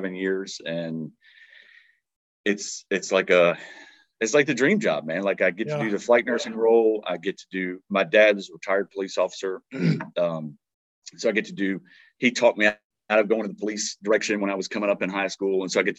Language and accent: English; Dinwiddie, Virginia, United States; also born or lived in Roanoke, Virginia; I grew up just in Dinwiddie, Virginia, which is just south of Richmond